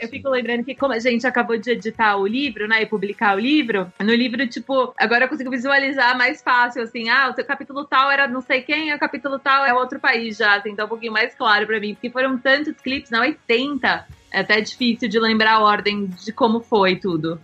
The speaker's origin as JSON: {"language": "Portuguese", "region": "São Paulo", "country": "Brazil", "also_born_or_lived": "Los Angeles", "said": "Eu sou de São Paulo, capital"}